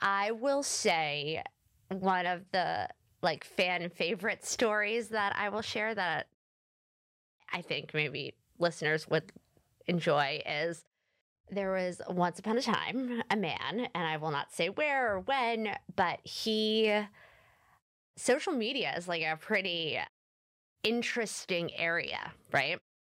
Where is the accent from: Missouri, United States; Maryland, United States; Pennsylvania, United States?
Pennsylvania, United States; Philadelphia; I am from Philadelphia, and I continue to live in Philadelphia